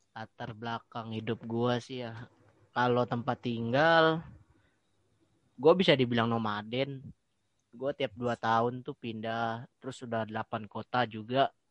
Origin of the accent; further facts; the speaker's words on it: Pontianak, West Kalimantan, Indonesia; born there; Dan gue lahir di Pontianak.